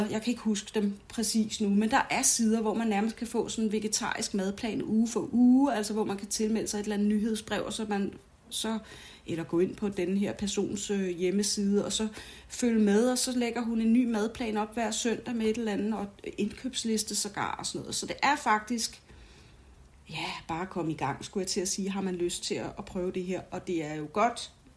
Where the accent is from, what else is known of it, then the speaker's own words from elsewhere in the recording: United States; moved away; nu er jeg jo amerikansk, øh, har været amerikansk statsborger indtil for nylig, og så videre, og så videre. Jeg er fra en amerikansk familie